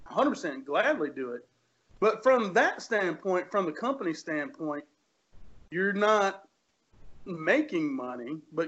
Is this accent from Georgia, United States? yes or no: no; Marion, Virginia, United States; I grew up in Marion, Virginia, which is a tiny, tiny little town, and there's not a whole lot, right?